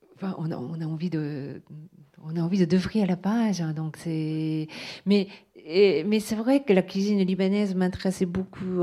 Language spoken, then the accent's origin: French; Japan; first language Japanese; French is a second language; moved away; le, japonais, c'est ma langue maternelle